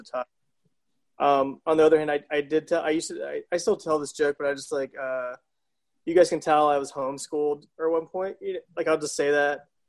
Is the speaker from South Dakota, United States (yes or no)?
no; South Carolina, United States; moved away; born and raised in South Carolina